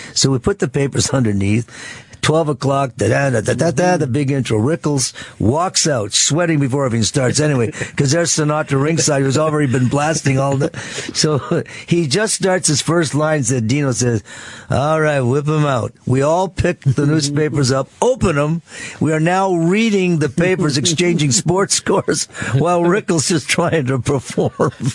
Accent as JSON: {"language": "English", "town": "Ottawa", "region": "Ontario", "country": "Canada", "said": "from Ottawa"}